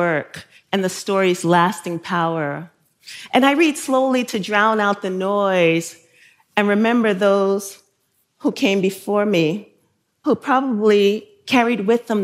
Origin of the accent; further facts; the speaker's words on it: New York City, New York, United States; also born or lived in South Carolina; I grew up in Bushwick